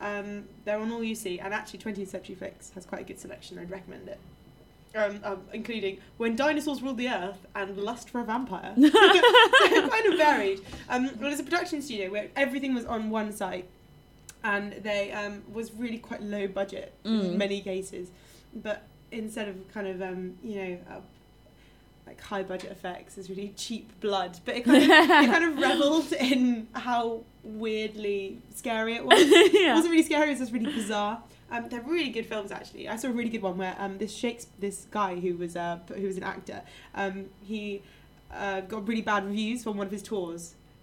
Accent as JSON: {"language": "English", "region": "England", "country": "United Kingdom", "said": "I'm an English, I don't even know."}